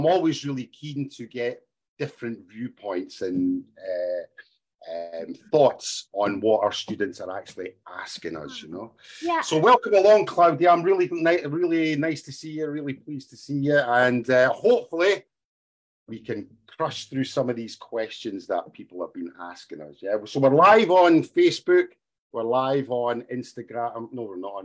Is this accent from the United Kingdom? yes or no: yes; Scotland, United Kingdom; first language English; moved away as an adult; also born or lived in Asia; I'm from Scotland.